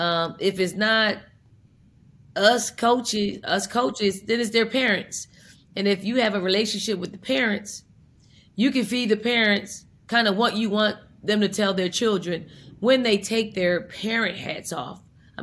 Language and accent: English; Philadelphia, Pennsylvania, United States; And I'm from North Philly, so I try to say I need to take you to North Philly, drop you off, pick you up in a week